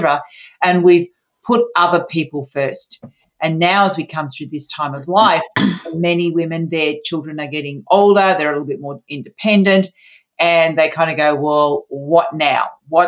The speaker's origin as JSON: {"language": "English", "town": "Sydney", "region": "New South Wales", "country": "Australia", "said": "So I'm from Australia, mm-hmm. from Sydney, Australia"}